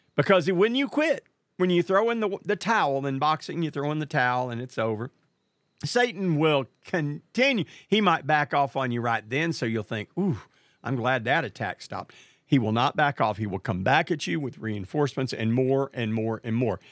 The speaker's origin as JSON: {"language": "English", "town": "Marshall", "region": "Texas", "country": "United States", "tie": "born or raised there", "said": "I lived in a small town known as Marshall, Texas, which happens to be the hometown of Big George Foreman"}